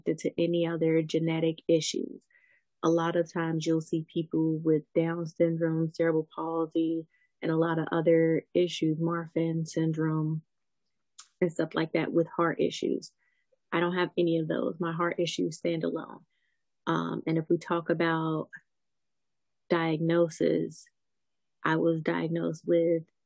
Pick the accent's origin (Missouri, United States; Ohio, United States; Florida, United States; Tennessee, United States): Ohio, United States; I'm from Ohio